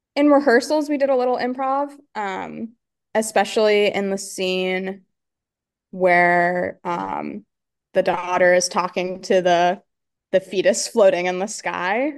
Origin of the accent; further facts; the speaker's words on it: Pennsylvania, United States; I grew up in Pennsylvania